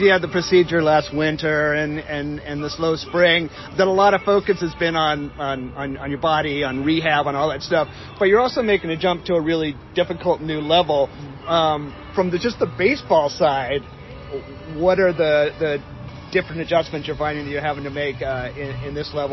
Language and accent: English; Florida, United States; One of the cool things about growing up in Florida was